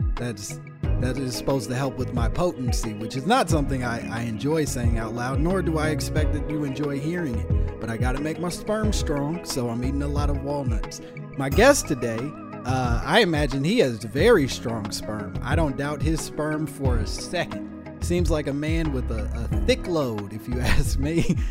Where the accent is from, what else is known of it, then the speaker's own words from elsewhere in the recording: Midwest, United States; I'm from the Midwest